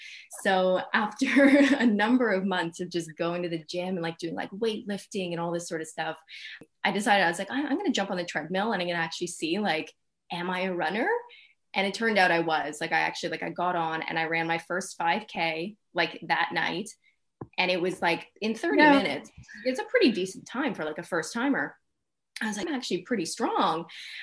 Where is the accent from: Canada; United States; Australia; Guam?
Canada; now in London, United Kingdom; as a Canadian in London, I feel like I had a lot of like ownership.